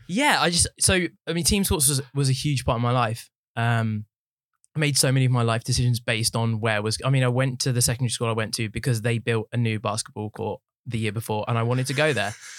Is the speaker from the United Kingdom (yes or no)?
yes; Watford, East of England, United Kingdom; I was born in Watford. I've lived there my whole life.